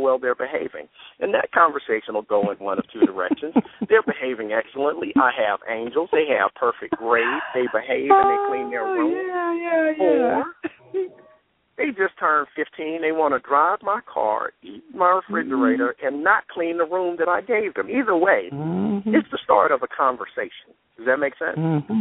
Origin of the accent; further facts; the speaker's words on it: Atlanta, Georgia, United States; We're both here in Metro Atlanta